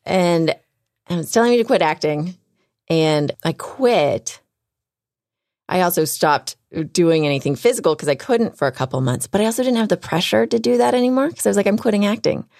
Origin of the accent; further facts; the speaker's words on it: Houston, Texas, United States; moved away; I'm from Houston